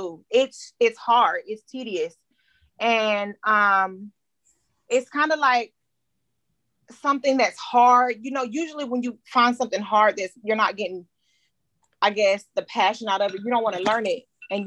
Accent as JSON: {"language": "English", "town": "Stockbridge", "region": "Georgia", "country": "United States", "tie": "born or raised there", "said": "I grew up in Stockbridge, Henry County area"}